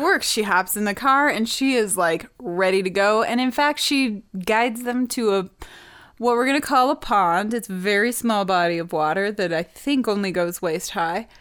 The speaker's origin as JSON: {"language": "English", "region": "Montana", "country": "United States", "tie": "born or raised there", "said": "growing up in Montana."}